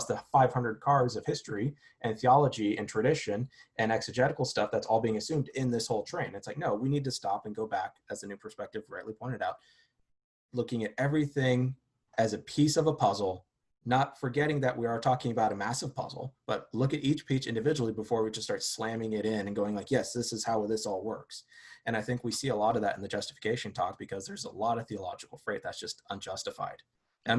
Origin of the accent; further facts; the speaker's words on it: Southern California, United States; I grew up in Southern California